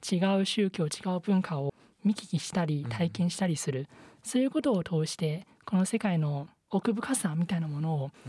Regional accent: Taiwan; Japanese is a second language; now in Japan; 時々自分は実は台湾出身なんですって言ったら

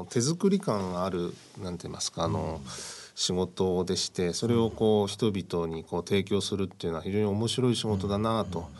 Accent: Toyama, Japan; えー、富山県です富山県、はい、は

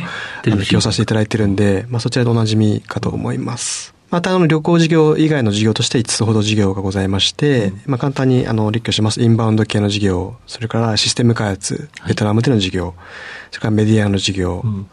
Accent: Kanagawa, Japan; 出身は神奈川県になります

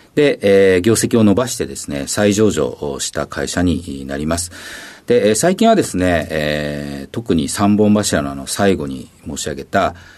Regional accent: Awa, Tokushima, Japan; 徳島県の阿波市というところになります

